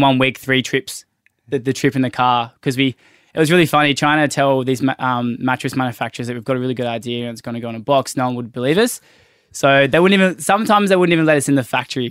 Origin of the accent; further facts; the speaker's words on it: Byron Bay, New South Wales, Australia; moved away as an adult; now in Sydney, Australia; we both grew up in Byron Bay. I grew, I grew up in the Pocket.